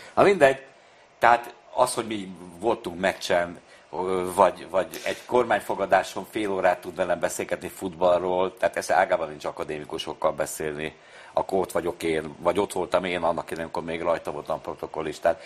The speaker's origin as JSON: {"language": "Hungarian", "region": "Budapest", "country": "Hungary", "tie": "born or raised there", "said": "Én a Foti úton születtem, akkor még Újpest nem tartozott a bűnös városhoz. Tehát én ugye Újpesten születtem, nem Budapesten"}